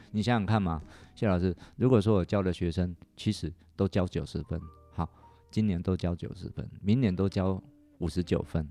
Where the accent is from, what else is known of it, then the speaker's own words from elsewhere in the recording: eastern Taiwan, Taiwan; moved away; also born or lived in Taipei; 我们家乡在东部